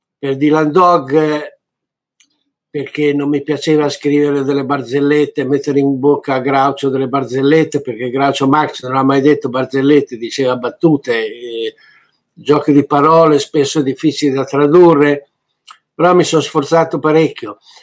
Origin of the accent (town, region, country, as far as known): Italy